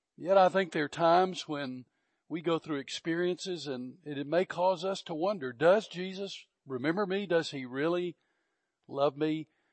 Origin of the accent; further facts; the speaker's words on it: Georgia, United States; moved away as an adult; also born or lived in Fort Bliss, Texas; I was from Georgia